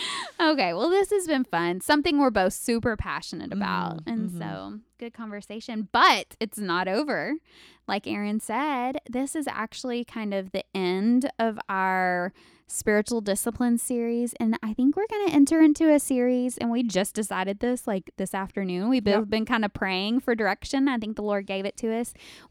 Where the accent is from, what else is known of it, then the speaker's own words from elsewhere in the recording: Alaska, United States; And I was like, I'm from Alaska. What?